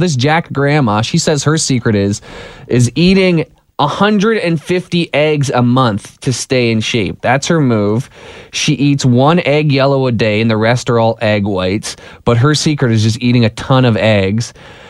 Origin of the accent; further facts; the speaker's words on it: Dublin, Leinster, Ireland; Me? I'm from Dublin.